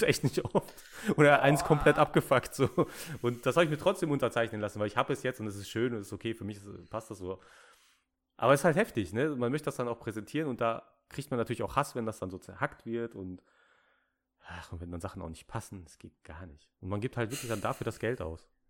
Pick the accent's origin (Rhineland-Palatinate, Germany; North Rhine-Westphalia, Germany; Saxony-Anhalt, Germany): North Rhine-Westphalia, Germany; Ruhr area; ich bin aus dem Ruhrpott, da sind die Leute nett